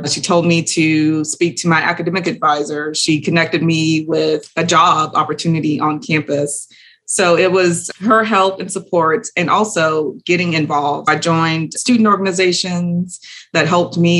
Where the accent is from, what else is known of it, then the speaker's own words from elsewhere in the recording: Houston, Texas, United States; I am from Houston, Texas, from a low socioeconomic status